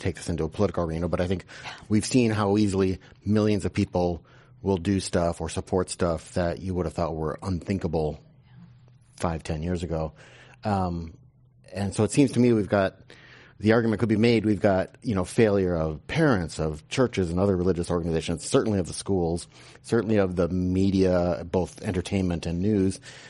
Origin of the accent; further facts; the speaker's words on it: Green Bay, Wisconsin, United States; I grew up in Green Bay, Wisconsin, which is a football city.